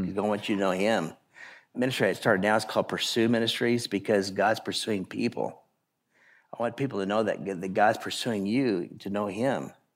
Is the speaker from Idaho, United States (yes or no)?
yes; Idaho, United States; I grew up in Idaho